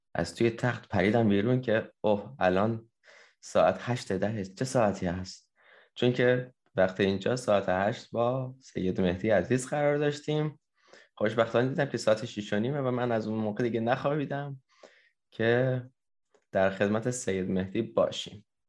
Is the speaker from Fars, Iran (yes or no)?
yes; Fars, Iran; توی استان فارس هست که توی شهر خودمون